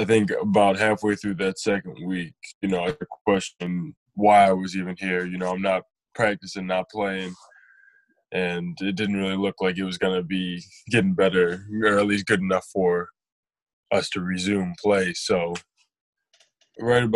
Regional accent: Detroit, Michigan, United States; growing up around Detroit

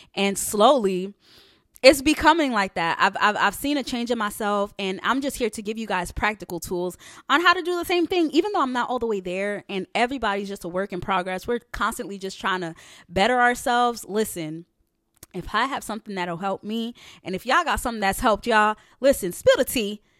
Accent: New York, United States; also born or lived in Haiti; I'm originally from New York. So, I was born in Haiti, so I'm Haitian, and I'm from New York. Um, that's all that I've known

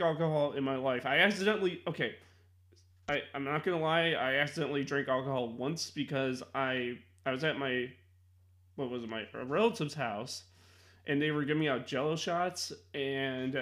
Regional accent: Chicago, Illinois, United States; I'm from Chicago

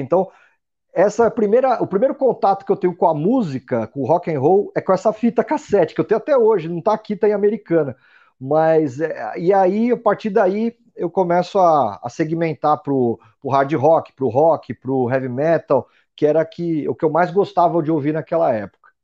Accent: São Paulo, Brazil; Eu sou de São Paulo, nasci em São Paulo

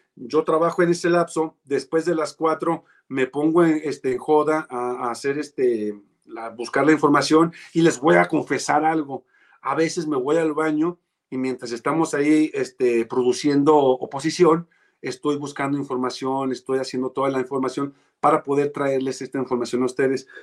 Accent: Mexico

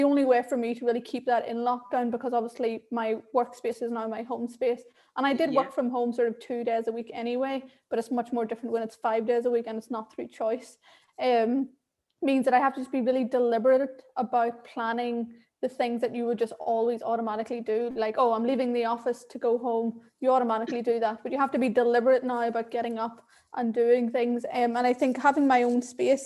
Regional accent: Ireland; accent: Irish; also born or lived in Sri Lanka; now in London, United Kingdom; I was adopted at 3 weeks old and raised in Ireland, so I have this lovely thick accent

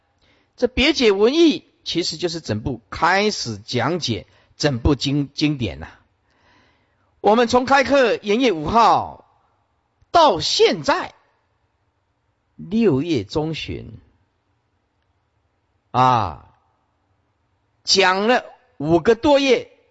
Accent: China; 因为我们是中国人呐，我们是中国人呐。中国人就就要写中文看得懂的呀

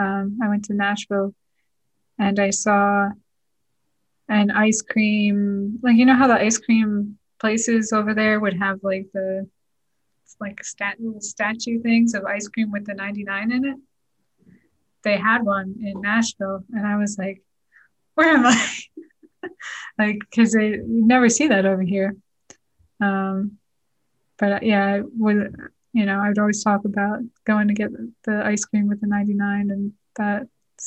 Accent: Scotland, United Kingdom; I think it's just also part of being Scottish. They love to laugh.

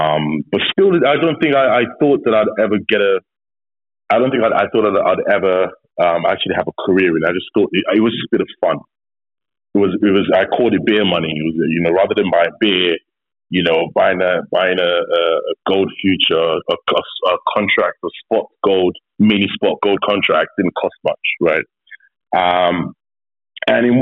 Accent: Nigeria; I'm Nigerian. I am as Nigerian as they come.

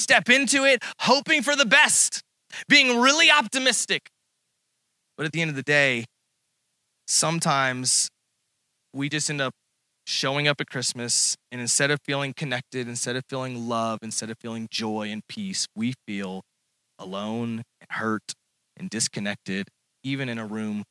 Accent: Texas, United States; now in Springfield, United States; I'm from Texas

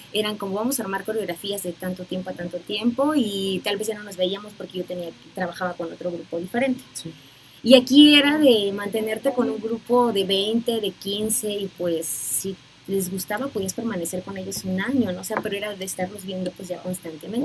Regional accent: Puerto Escondido, Oaxaca, Mexico; moved away as an adult; now in Mexico City, Mexico; soy originaria de Puerto Escondido, de la costa de Oaxaca

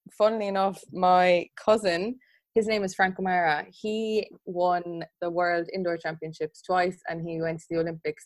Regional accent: Limerick, Munster, Ireland; when I was in primary school, I'm from Limerick, and I would have driven to Cork

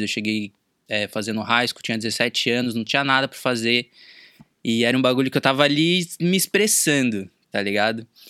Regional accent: São Paulo, Brazil; moved away as an adult; now in Los Angeles, United States; Atualmente eu moro na Califórnia, mais especificamente em Los Angeles, mas eu sou de São Paulo

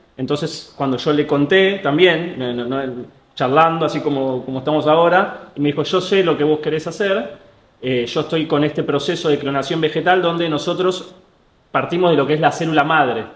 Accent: Argentina; Nosotros acá en Argentina

